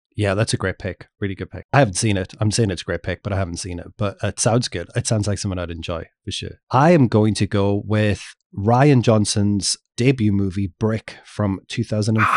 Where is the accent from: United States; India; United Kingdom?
United Kingdom; England; growing up in England